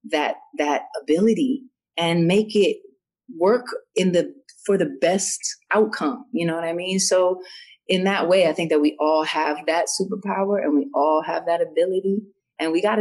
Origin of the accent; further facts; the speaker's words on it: New York, United States; I grew up in New York and because I'm mixed